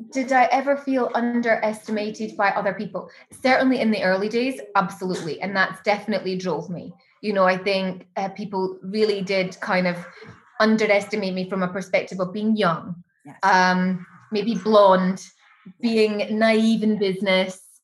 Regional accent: Edinburgh, Scotland, United Kingdom; moved away as an adult; now in Dubai, United Arab Emirates; when i go home to my hometown like i love edinburgh i love scotland

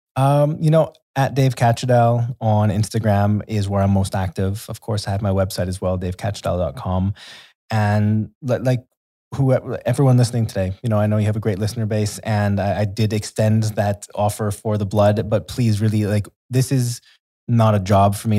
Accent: Canada; moved away as an adult; also born or lived in Brazil / Thailand; now in Dubai, United Arab Emirates; I'm from Canada

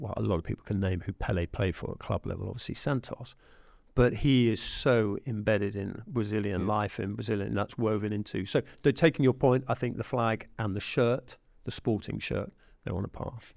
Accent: England, United Kingdom; an Englishman

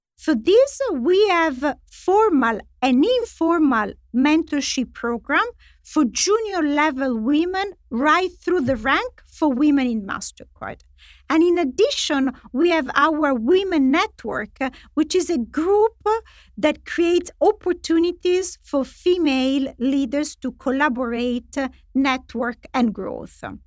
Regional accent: Italy; moved away; in Italy, which is my home country

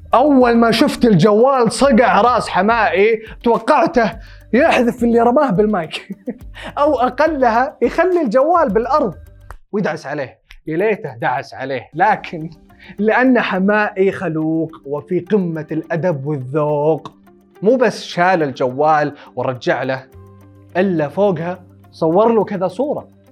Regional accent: Saudi Arabia; عندنا بالسعوديه

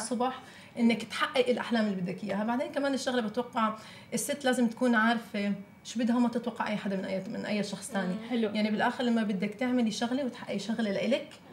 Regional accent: Palestine; moved away; انا فلسطينيه زوجي لبناني

